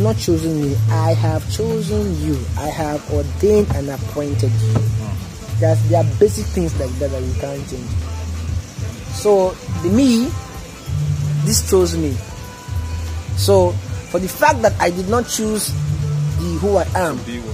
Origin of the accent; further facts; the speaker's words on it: Warri, Delta, Nigeria; growing up in Warri, we have guys, Warriors who do the normal thing